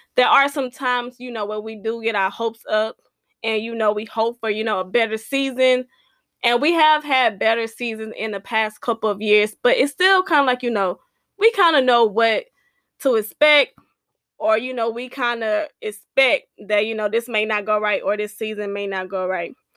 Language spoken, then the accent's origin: English; Houston, Texas, United States; I'm from Houston